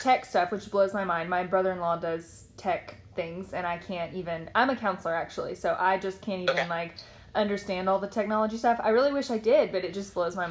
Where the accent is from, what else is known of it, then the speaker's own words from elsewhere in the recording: Nashville, Tennessee, United States; moved away; I'm from Nashville, Tennessee, originally